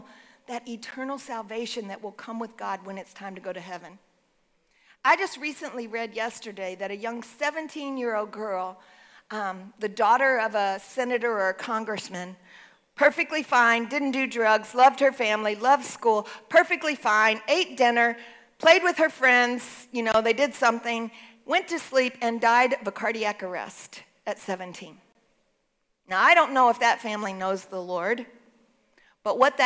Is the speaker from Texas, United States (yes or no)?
yes; Texas, United States; I'm a Texan